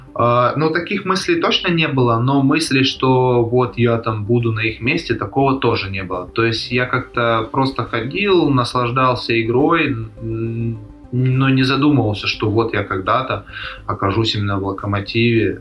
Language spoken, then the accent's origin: Russian; Krasnodar, Krasnodar Krai, Russia; also born or lived in Poltavskaya, Krasnodar Krai; Родился в Краснодаре, в принципе, все, все свои 22 года там жил